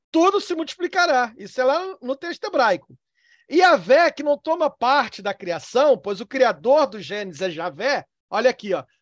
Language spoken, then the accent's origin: Portuguese; Northeast Region, Brazil; Eu sou nordestino. Lá no Nordeste, eu, onde eu fui criado